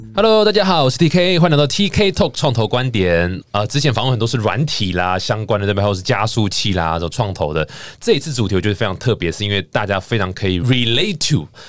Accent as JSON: {"language": "Chinese", "region": "Taichung", "country": "Taiwan", "moved": "yes", "said": "我台中人嘛"}